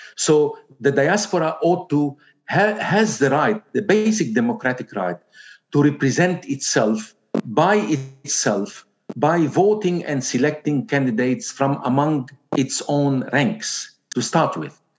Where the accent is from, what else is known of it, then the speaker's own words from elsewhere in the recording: Zgharta, North Governorate, Lebanon; moved away; I am from Zgharta